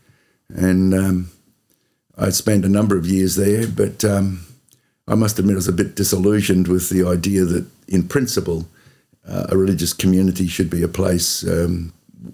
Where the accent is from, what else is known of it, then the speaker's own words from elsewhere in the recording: Sydney, New South Wales, Australia; also born or lived in Cootamundra, Australia; now in Oamaru, New Zealand; I was born in Sydney.